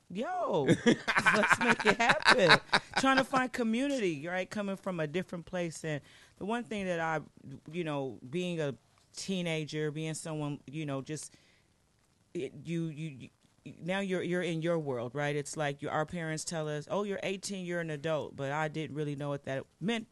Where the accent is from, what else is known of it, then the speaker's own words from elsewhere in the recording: Los Angeles, California, United States; now in Portland, United States; I was born in Los Angeles, California